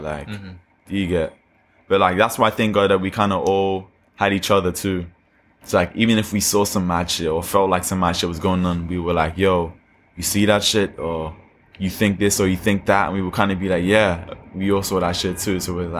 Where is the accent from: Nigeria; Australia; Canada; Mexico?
Nigeria; accent: Nigerian; Even, like, being in Nigeria, like, I have a strong Nigerian accent.